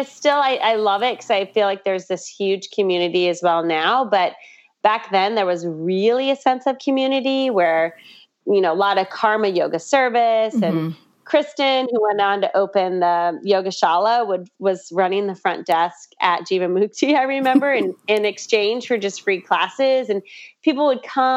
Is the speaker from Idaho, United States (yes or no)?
yes; Pocatello, Idaho, United States; moved away as an adult; also born or lived in Southern California; now in New York City, United States; I am originally from Pocatello, Idaho. I moved to New York in the early 90s to finish my degree in acting.